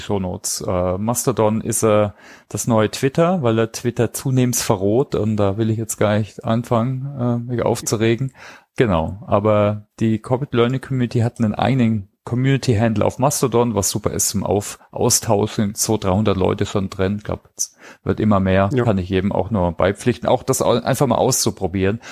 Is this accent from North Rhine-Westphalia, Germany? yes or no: no; Heilbronn, Baden-Württemberg, Germany; Heilbronn, also meinem Heimatort übrigens, ne? kleine Side-Note, da war ich ähm, habe ich mein Abitur gemacht